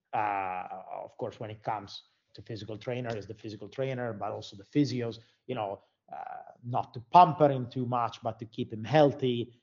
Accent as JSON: {"language": "English", "country": "Italy", "also_born_or_lived": "Florida, United States / Finland", "moved": "as an adult", "said": "I'm from Italy."}